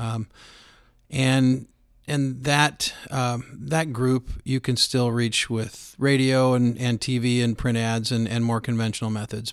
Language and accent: English; Roseburg, Oregon, United States; born and raised in Roseburg, Oregon